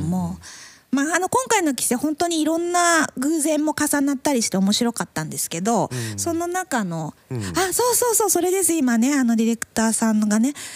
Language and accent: Japanese; Makubetsu, Hokkaido, Japan; now in Tokyo, Japan; 私の生まれ育ったねあ生まれ育ったって生まれた町の、幕別町